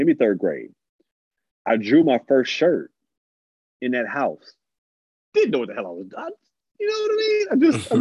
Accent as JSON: {"language": "English", "town": "North Chicago", "region": "Illinois", "country": "United States", "said": "I'm from North Chicago. It's like 40 minutes away from Chicago"}